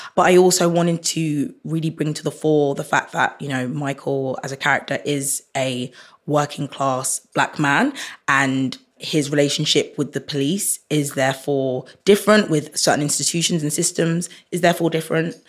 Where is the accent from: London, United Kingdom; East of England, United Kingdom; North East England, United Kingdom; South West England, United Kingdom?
London, United Kingdom; Croydon; growing up in Croydon